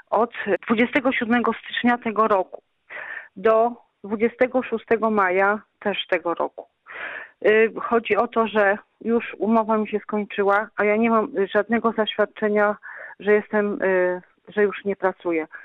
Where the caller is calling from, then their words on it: Wrocław, Lower Silesian Voivodeship, Poland; jestem z Wrocławia.